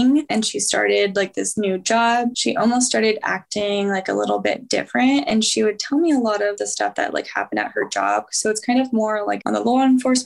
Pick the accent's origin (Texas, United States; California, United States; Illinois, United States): California, United States; moved away as an adult; also born or lived in Boise; I'm from California